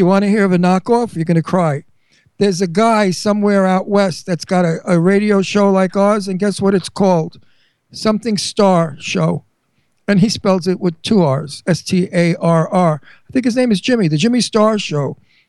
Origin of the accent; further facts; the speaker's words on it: Verona, Veneto, Italy; English is a second language; Cinzia's like me. We're from Verona, Italy. You know, Venice. We're Venetian.